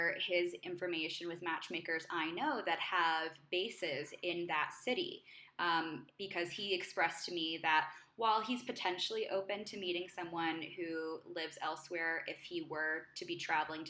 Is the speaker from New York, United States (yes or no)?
yes; New York, United States; moved away as an adult; now in Mexico City, Mexico; I'm from New York.